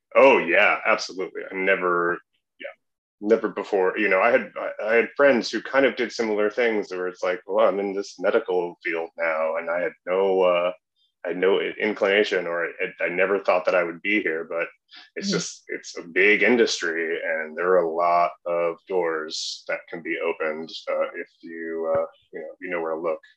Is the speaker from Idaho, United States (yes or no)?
no; southeastern Wisconsin, United States; moved away as an adult; also born or lived in Minneapolis; now in Chicago, United States; I grew up in southeastern Wisconsin